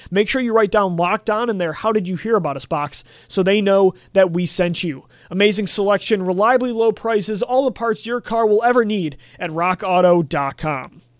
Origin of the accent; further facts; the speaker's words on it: Buffalo, New York, United States; I grew up in Buffalo, New York, where I still work